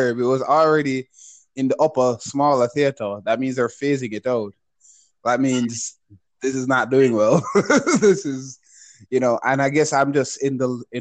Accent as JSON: {"language": "English", "country": "Jamaica", "said": "as a Jamaican"}